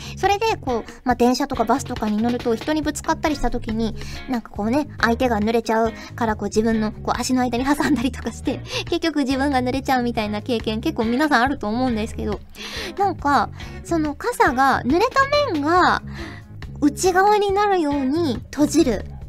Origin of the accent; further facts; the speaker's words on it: Fukuoka, Japan; accent: Hakata dialect; now in Tokyo, Japan; 私のね、故郷の福岡